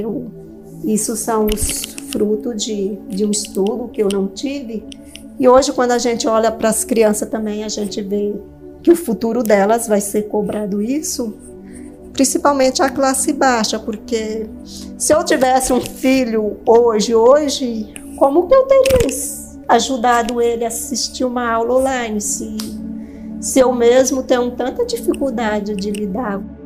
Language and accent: Portuguese; Northeast Region, Brazil; eu nasci no Nordeste